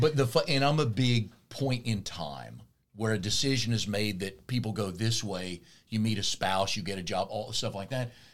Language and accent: English; Raleigh, North Carolina, United States; moved away as an adult; also born or lived in Tennessee / Austin, Texas; I grew up in Raleigh, went to school at Tennessee. My first job's in Austin, Texas